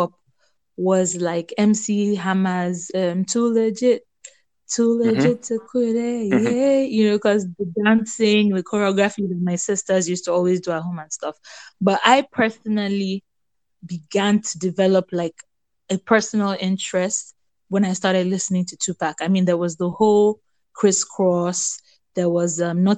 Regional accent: Nigeria; also born or lived in Lagos / Ibadan; I grew up in Lagos and Ibadan.

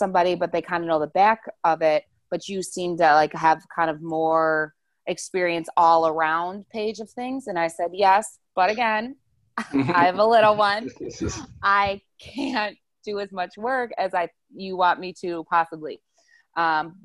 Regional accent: Wauwatosa, Wisconsin, United States; moved away as an adult; now in Arizona, United States; I'm originally from Wisconsin. I say Milwaukee, but I'm in like a little suburb called Wauwatosa. So I've lived in Wisconsin my whole life until my senior year of college.

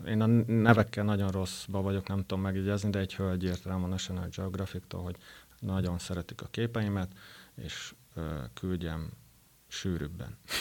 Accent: Szekszárd, Tolna, Hungary; nagyon szeretem Szexárdot is, kisváros, de hát ide születtem

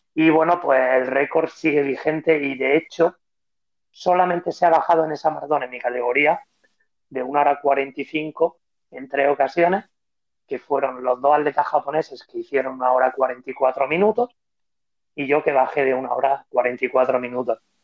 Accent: Spain; soy el único atleta español que ha vencido en Boston

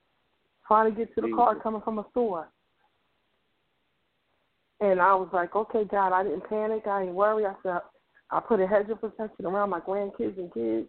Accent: Philadelphia, Pennsylvania, United States; I grew up in Mount Airy. I raised kids in North Philly

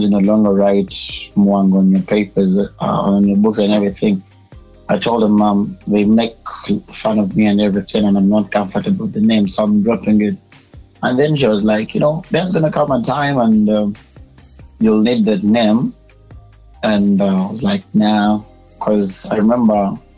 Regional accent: Uganda; I was born and raised in Uganda

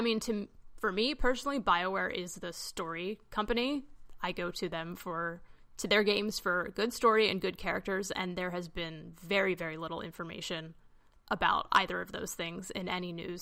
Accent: Maryland, United States; I'm from Maryland.

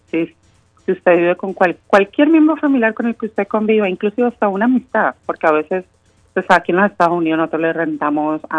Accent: Cali, Valle del Cauca, Colombia; now in Boston, United States; de allá somos, eh, de Cali, Colombia.

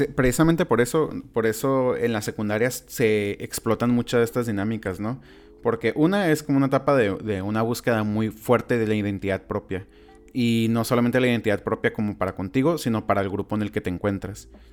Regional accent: Mexico; como mexicanos

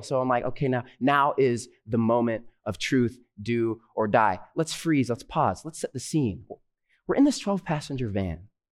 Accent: Southern California, United States; I'm a pastor from Southern California, currently studying at Andrews University Theological Seminary

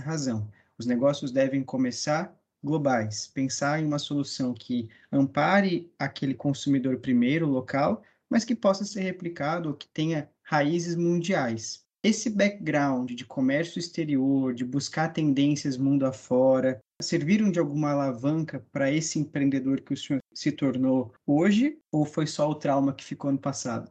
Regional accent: Mato Grosso do Sul, Brazil; now in Florianópolis, Brazil; eu sou natural do Mato Grosso do Sul, hoje moro em Florianópolis.

